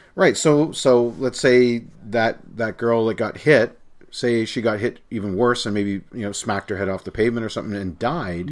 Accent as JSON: {"language": "English", "country": "Canada", "said": "As a Canadian"}